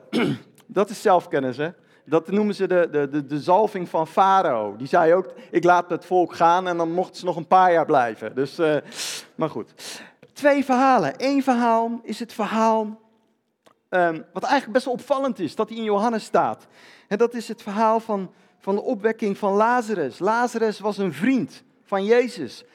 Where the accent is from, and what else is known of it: Netherlands